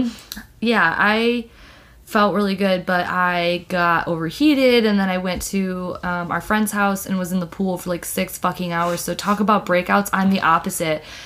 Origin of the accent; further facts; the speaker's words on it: Detroit, Michigan, United States; I, am from the Midwest. I'm from Michigan, Metro Detroit area. We say pop